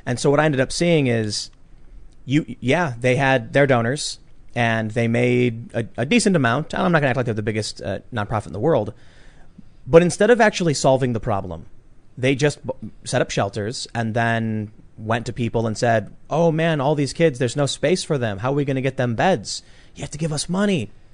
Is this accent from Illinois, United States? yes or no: yes; Chicago, Illinois, United States; I'm from Chicago